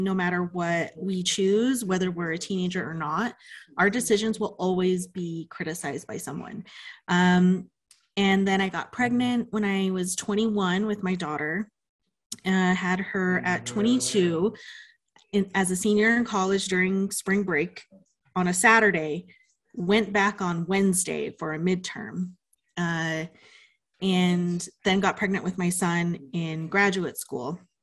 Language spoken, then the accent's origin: English; Pueblo of Laguna, New Mexico, United States; now in Albuquerque, United States; I'm from the Pueblo of Laguna, where I grew up.